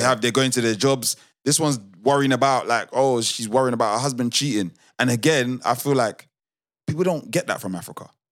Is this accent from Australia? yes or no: no; United Kingdom; a British born Nigerian